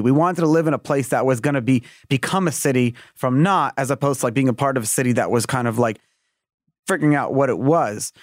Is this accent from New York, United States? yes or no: yes; New York City, New York, United States; moved away as an adult; Born and raised in Brooklyn, New York, you can't take the New Yorker out of me